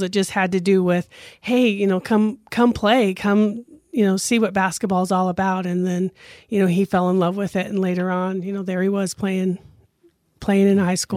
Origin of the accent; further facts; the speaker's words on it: Grand Junction, Colorado, United States; I grew up here in Grand Junction